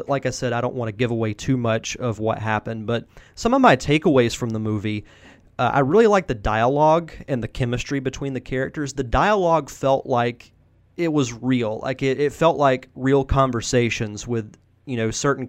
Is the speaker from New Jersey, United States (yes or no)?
no; Florida, United States; I'm from Florida. I'm born and raised, and I haven't lived anywhere else